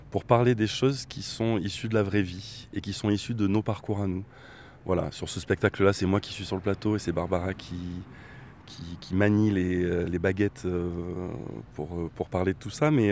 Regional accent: Bordeaux, Nouvelle-Aquitaine, France; on a participé à un, un grand événement sur la ville de Bordeaux, parce qu'on est originaire de Bordeaux

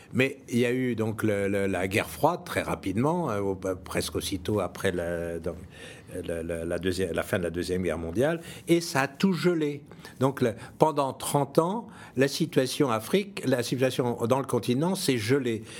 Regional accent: France; je suis français

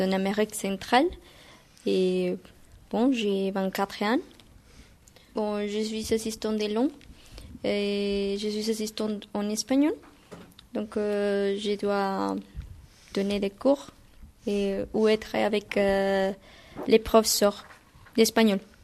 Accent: Guatemala; French is a second language; moved away as an adult; now in France; je viens de Guatemala

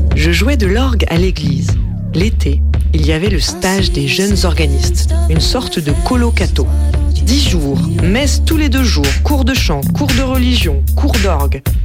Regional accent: Vendée, Pays de la Loire, France; Je suis né en Vendée, le pays du cul du fou et de Devilliers

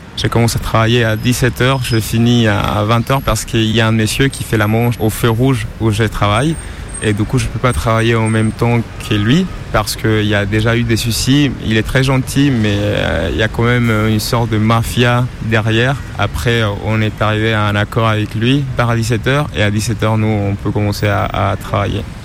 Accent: Colombia; French is a second language; now in France; Je viens de Colombie

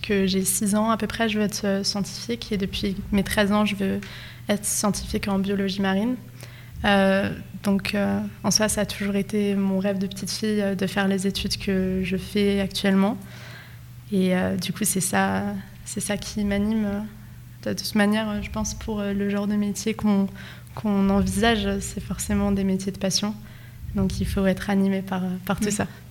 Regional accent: France; moved away as an adult; also born or lived in Nogent-le-Rotrou; moi je viens de Condé-sur-Mine, j'ai 22 ans euh, et j'ai fait toutes mes études à Nogent

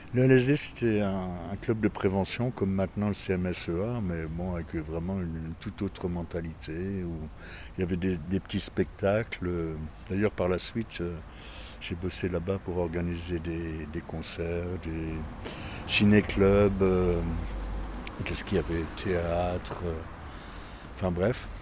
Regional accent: Forbach, Grand Est, France; now in Metz, France; je suis pas de Metz, je suis de Forbach

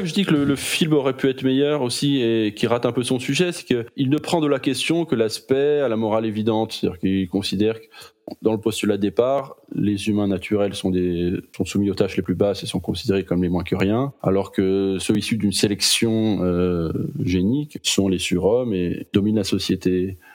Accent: France; accent: French accent; je connais mon accent français

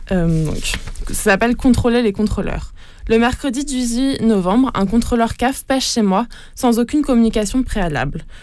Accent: Italy; il finit également par lâcher que c'est parce que je suis italien qu'il est là et que ce type de contrôle est fréquent pour les étrangers communautaires.

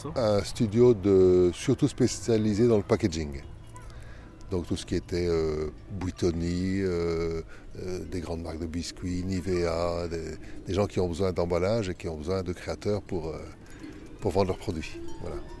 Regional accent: Le Quesnoy, Hauts-de-France, France; also born or lived in Belgium / Valenciennes; Je suis d'origine belge, mais j'ai pas trop l'accent, dit-on, parce qu'en fait je suis arrivé ici au Quénois, donc à 5 km, quand j'avais 2 ans

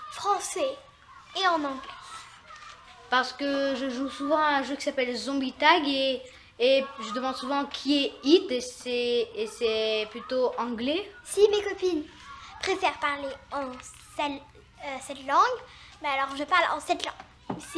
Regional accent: Italy; now in New York, United States; ma préférence est vraiment l'italien parce que je suis originaire d'Italie.

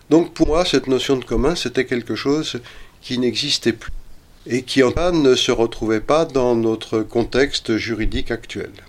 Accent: Paris, Île-de-France, France; Je vous ai dit que je suis parisien.

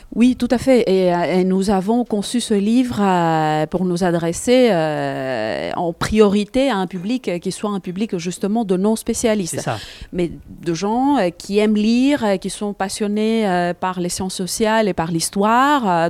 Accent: Greece; moved away; mon pays natal, la Grèce

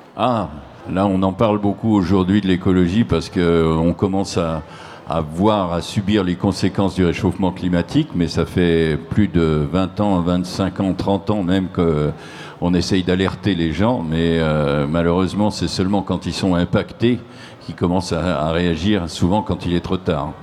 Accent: Nancy, Grand Est, France; je suis originaire, moi, de Nancy

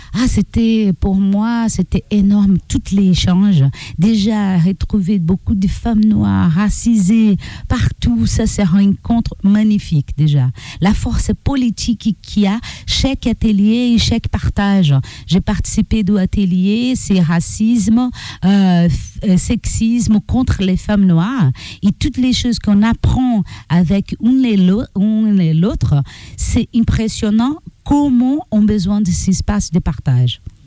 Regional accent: Brazil; French is a second language; moved away as an adult; now in Amiens, France; Je suis afro-brésilienne

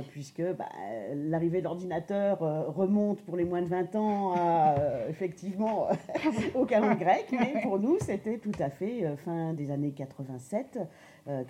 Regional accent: Grand Est, France; donc je suis lorraine euh, et j'ai fait des études tout à fait euh, classiques donc en Lorraine.

